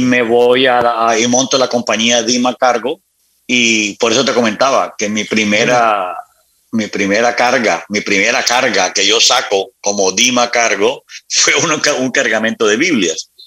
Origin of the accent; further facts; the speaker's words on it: Barranquilla, Atlántico, Colombia; now in Miami, United States; nací en Barranquilla, luego nos trasladamos con mi madre, nos trasladamos a la ciudad de Miami